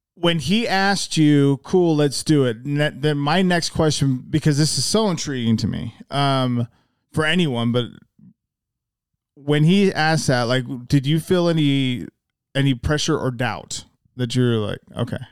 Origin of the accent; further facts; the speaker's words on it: Salt Lake City, Utah, United States; also born or lived in Magna; I didn't actually grow up in Magna. I grew up in Salt Lake.